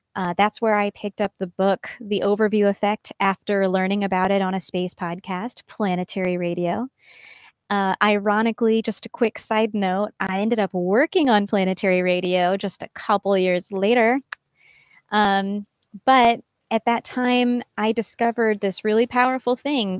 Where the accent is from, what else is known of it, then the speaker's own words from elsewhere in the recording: Missouri, United States; I grew up in Missouri on a farm, kind of in the middle of nowhere, and I loved it